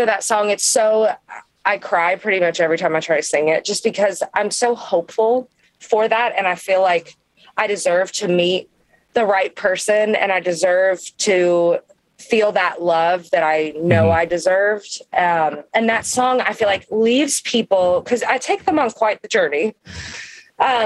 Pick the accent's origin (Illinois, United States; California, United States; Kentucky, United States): Kentucky, United States; I am from Kentucky, you know, we can get a little crazy